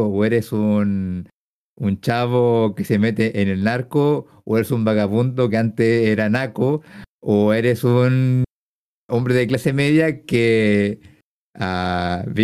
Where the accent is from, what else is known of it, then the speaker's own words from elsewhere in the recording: Mexico; Yo creo que nadie que conozca que no sea mexicano empatiza con esta película.